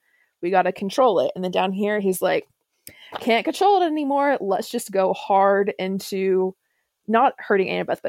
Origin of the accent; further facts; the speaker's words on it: South Carolina, United States; it was developed in my hometown